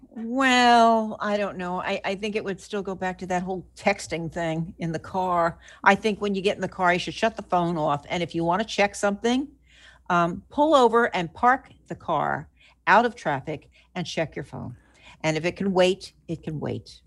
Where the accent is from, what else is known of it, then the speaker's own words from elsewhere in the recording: New Jersey, United States; when I was growing up in New Jersey